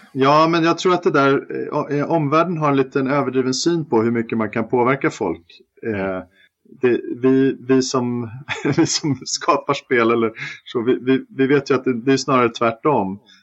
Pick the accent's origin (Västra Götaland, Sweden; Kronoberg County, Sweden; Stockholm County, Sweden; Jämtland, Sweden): Stockholm County, Sweden; Stockholm; also born or lived in Malmö; Jag är ju stockholmare som alla hör